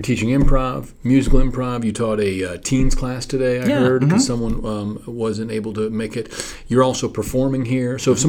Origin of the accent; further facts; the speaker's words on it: North Carolina, United States; moved away; to come back to my college town, my home state.